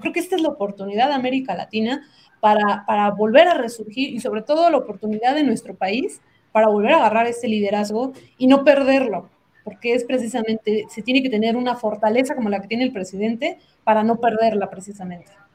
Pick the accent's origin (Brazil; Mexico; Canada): Mexico; nos hemos dado como mexicanos